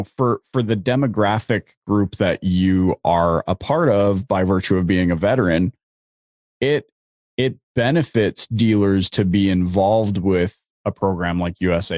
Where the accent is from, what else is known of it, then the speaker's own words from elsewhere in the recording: Canada; I'm Canadian